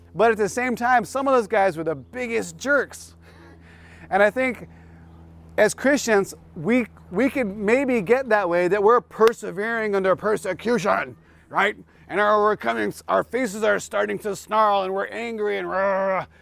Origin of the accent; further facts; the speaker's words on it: South Bay, Los Angeles County, California, United States; I come from the South Bay, which is, um, South L A County